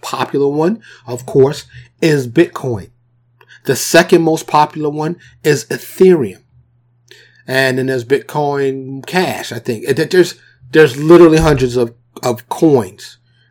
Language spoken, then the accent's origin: English; New York City, New York, United States; I grew up in the New York City projects. You know what I'm saying? In Harlem, grew up in the South Bronx